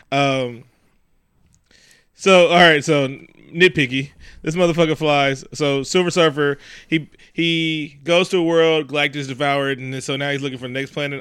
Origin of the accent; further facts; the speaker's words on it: the Bay Area, California, United States; I'm also from the Bay